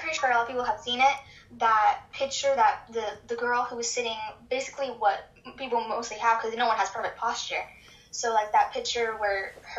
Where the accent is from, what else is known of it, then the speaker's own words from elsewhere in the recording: Texas, United States; I'm 14. I'm from Texas.